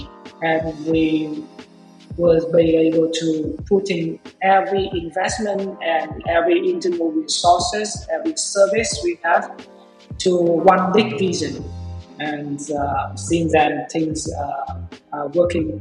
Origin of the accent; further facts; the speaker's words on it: Vietnam; I was born and raised in Vietnam